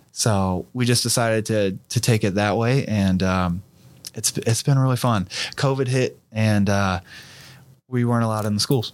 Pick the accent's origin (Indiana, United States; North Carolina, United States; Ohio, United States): Ohio, United States; Fairborn; I'm from Fairborn, Ohio